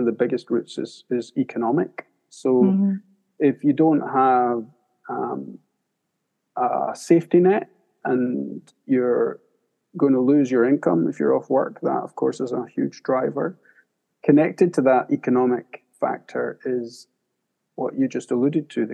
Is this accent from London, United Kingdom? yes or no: no; Scotland near Edinburgh, United Kingdom; I grew up in Scotland near Edinburgh